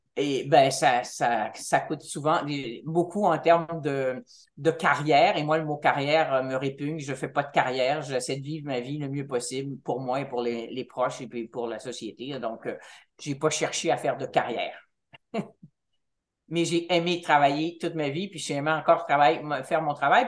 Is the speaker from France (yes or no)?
no; Montreal, Quebec, Canada; moved away as an adult; je suis montréalaise